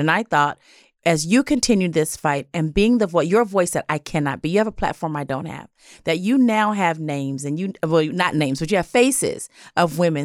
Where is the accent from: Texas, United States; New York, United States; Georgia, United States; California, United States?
California, United States; Los Angeles; I grew up in South